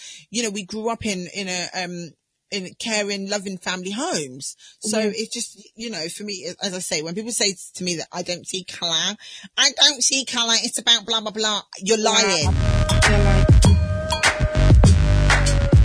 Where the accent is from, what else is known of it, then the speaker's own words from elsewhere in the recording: Southampton, South East England, United Kingdom; I grew up in Southampton